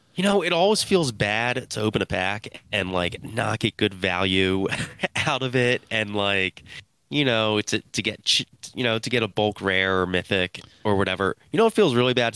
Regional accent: Philadelphia, Pennsylvania, United States; I'm from Philly

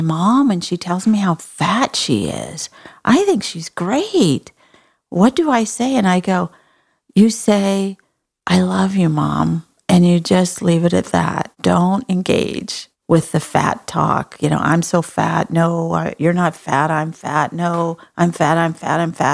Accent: Texas, United States; I'm from Texas

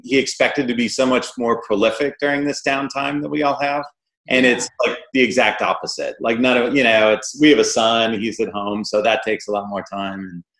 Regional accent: Midwest, United States; I grew up in the Midwest, and I think, you know, father-sons especially tend to be more reserved in general and in that part of the country, I think, especially.

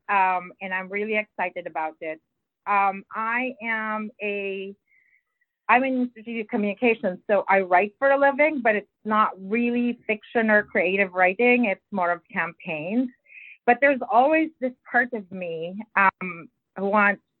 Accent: Philippines; English is a second language; moved away; I grew up in the Philippines and English is not my first language

